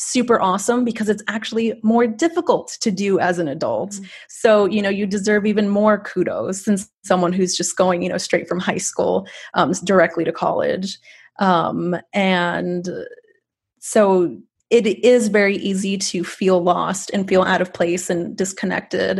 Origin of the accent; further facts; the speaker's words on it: Rio Grande Valley, Texas, United States; growing up in the Rio Grande Valley